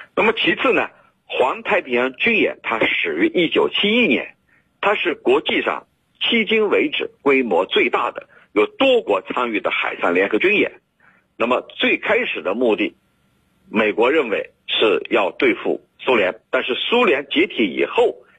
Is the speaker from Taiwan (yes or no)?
no; China; 只有我们中国人才有